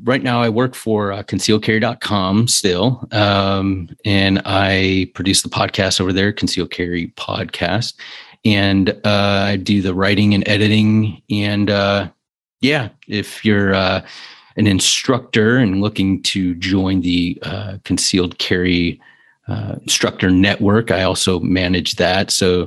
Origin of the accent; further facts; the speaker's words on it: Cleveland, Ohio, United States; born there; now in Columbus, United States; Yeah, I was born in Cleveland, but I'm in Columbus, a couple hours away from you.